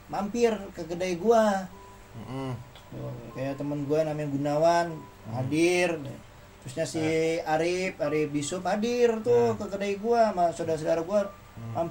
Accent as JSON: {"language": "Indonesian", "region": "Java", "country": "Indonesia", "said": "manggil gue kan karena gue orang Jawa nih"}